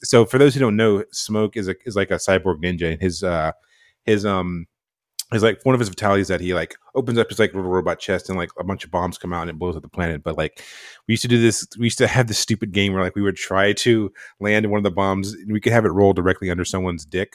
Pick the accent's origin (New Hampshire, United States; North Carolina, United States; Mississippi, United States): North Carolina, United States; moved away; I'm from North Carolina, a super small town in North Carolina